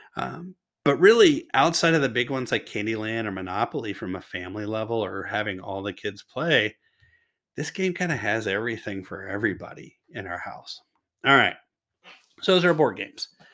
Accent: Kentucky, United States; now in Washington State, United States; I'm originally from Kentucky.

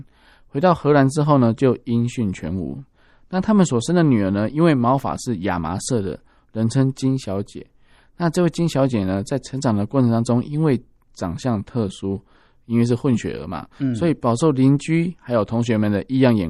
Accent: Tainan, Taiwan; 我是道地的台南人嘛。

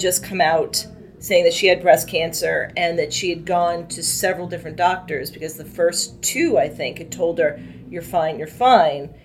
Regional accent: Massachusetts, United States; moved away as an adult; now in Washington, D.C. area, United States; I'm originally from Massachusetts. I came down here uh, to the DC area for college and then never left

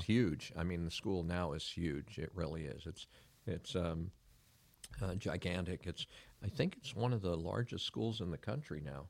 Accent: San Francisco, California, United States; also born or lived in Pacifica, California / Miami, Florida / Weston, Florida; now in Claremont, Florida, United States; born and raised in San Francisco, uh, lived in a community called, uh, Pacifica

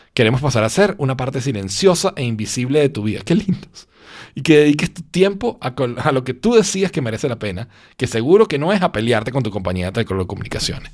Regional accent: Venezuela; moved away as an adult; now in Spain; yo vengo de Venezuela, donde todo pasa

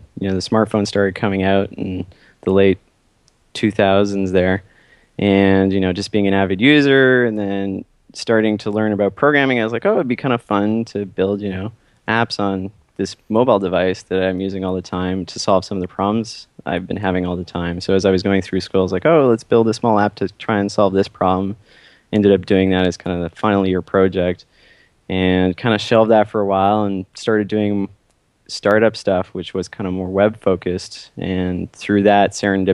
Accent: Ottawa, Ontario, Canada; moved away as an adult; now in San Francisco, United States; I am from Ottawa

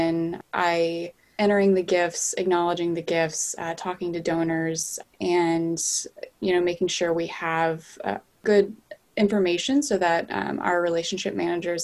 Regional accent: North Carolina, United States; now in Boston, United States; I'm originally from North Carolina

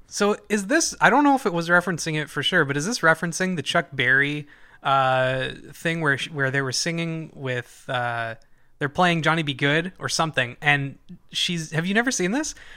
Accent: Canada; growing up in Canada

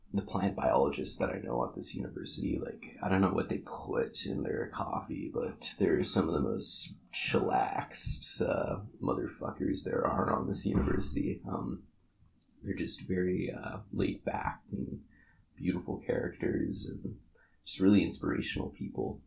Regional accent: Kodiak, Alaska, United States; moved away; I grew up in Kodiak, Alaska

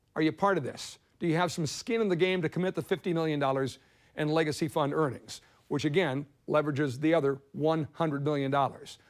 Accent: Montevideo, Minnesota, United States; Montevideo, Minnesota. That happens to be my hometown

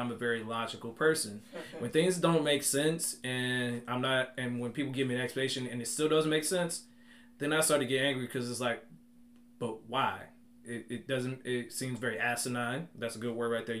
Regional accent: Charlotte, North Carolina, United States; also born or lived in Durham, North Carolina; I'm originally from Charlotte, North Carolina. I am a elementary PE teacher residing in Bull City, Durham, North

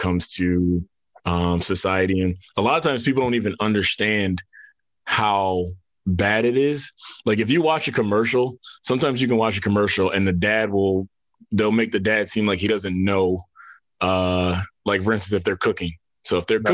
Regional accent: New York, United States; moved away as an adult; now in Atlanta, United States; originally grew up in New York

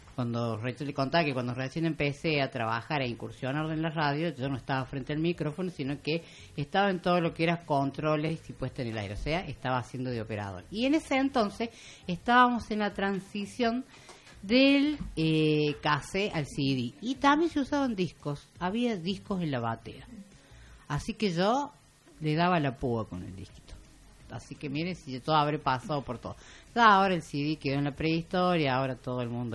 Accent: Argentina; si somos argentinos

